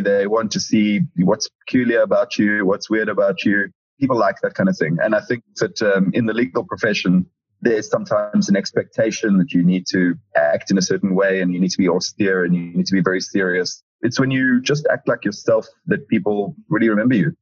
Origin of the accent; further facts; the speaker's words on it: South Africa; moved away as an adult; now in London, United Kingdom; I'm from South Africa